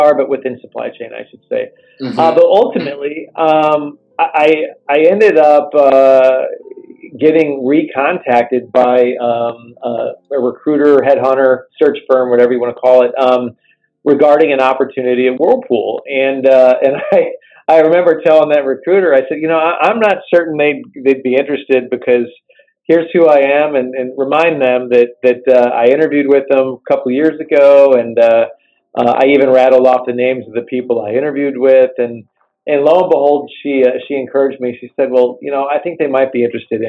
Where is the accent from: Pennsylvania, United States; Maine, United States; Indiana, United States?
Indiana, United States; South Bend; I grew up in South Bend, Indiana, under the shadow of the Golden Dome at Notre Dame